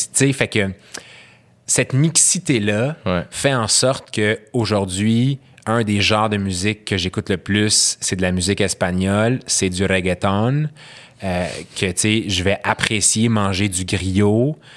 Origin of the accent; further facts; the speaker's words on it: Syria; French is a second language; parce que moi, quand j'ai grandi en Syrie, c'était pas ça